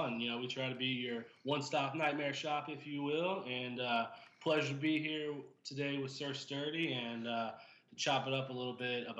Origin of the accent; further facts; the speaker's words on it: St. Louis, Missouri, United States; And I grew up in South City, St. Louis.